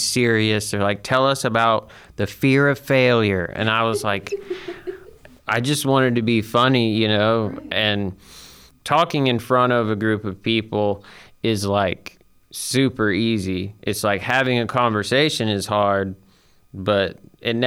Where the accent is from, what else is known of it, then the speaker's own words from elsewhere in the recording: Huntsville, Alabama, United States; also born or lived in Guntersville, Alabama; I grew up around Huntsville